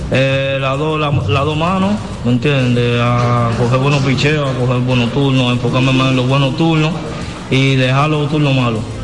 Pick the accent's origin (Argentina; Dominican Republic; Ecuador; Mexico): Dominican Republic; San Pedro de Macorís; estoy aquí en mi pueblo, ¿me entiendes? En mi pueblo natal